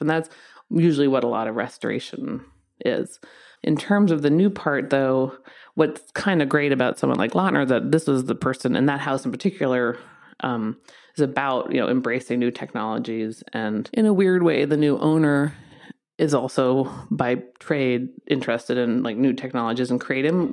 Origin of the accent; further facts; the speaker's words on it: East Coast, United States; moved away as an adult; also born or lived in London; now in Los Angeles, United States; I'm from the East Coast